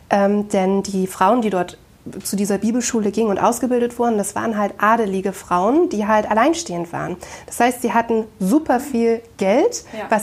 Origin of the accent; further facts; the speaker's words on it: Braunschweig, Lower Saxony, Germany; born there; Ich bin 34 Jahre alt, ähm, gebürtig geboren in Braunschweig, war lange, lange Zeit ja, in der Weltgeschichte unterwegs